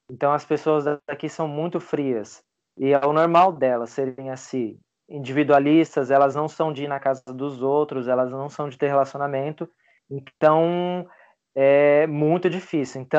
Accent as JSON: {"language": "Portuguese", "town": "Fernandópolis", "region": "São Paulo", "country": "Brazil", "moved": "yes", "said": "Eu tenho choque cultural por ter saído de Fernandópolis, interior de São Paulo, e morar aqui no interior de Santa Catarina."}